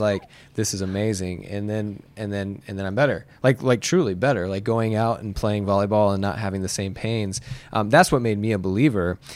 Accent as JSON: {"language": "English", "town": "Muncie", "region": "Indiana", "country": "United States", "tie": "born or raised there", "also_born_or_lived": "Bloomington, Indiana", "moved": "as an adult", "said": "I grew up in Muncie"}